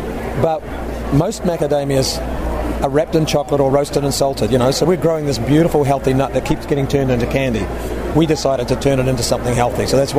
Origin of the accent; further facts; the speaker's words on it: New Zealand; now in Illinois, United States; from New Zealand, living in Illinois, working for an Australian company.